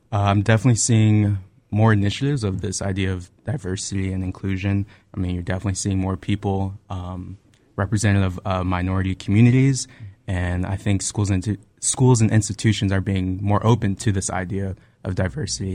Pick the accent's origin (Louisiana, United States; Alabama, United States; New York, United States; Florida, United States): Florida, United States; Tampa; I'm originally from Tampa, Florida. It's my hometown